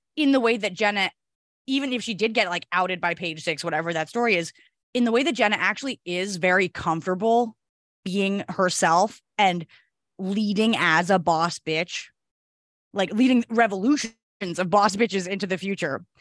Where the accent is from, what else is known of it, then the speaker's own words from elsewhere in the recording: New Jersey, United States; also born or lived in Upper West Side, New York City; now in New York City, United States; I'm from New Jersey, from the Tri-State area